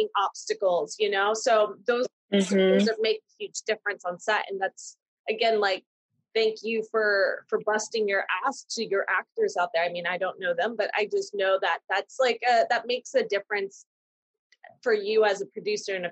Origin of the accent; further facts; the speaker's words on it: East Coast, United States; now in Los Angeles, United States; we're from the East Coast